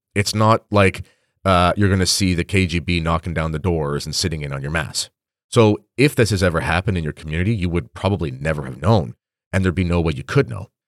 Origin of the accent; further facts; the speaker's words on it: Canada; I'm a Canadian